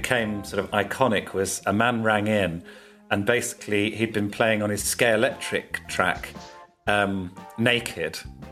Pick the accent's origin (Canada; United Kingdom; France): United Kingdom; Birmingham, West Midlands; growing up in Birmingham